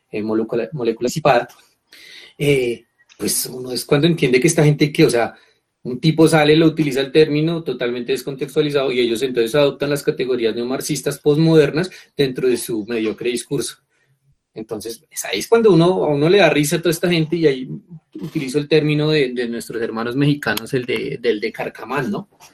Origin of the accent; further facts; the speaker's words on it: Colombia; somos chéveres los colombianos